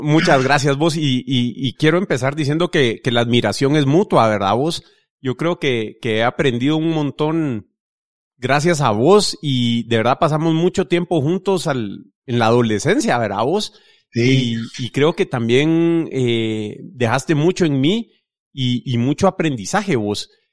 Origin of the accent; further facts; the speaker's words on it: Guatemala City, Guatemala Department, Guatemala; yo crecí en Vista Hermosa